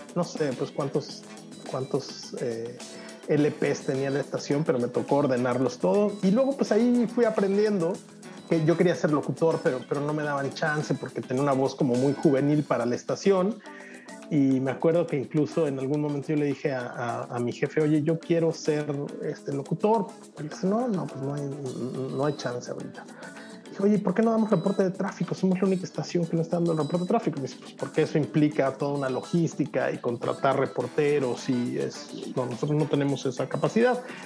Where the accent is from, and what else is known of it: Mexico; moved away as an adult; now in Europe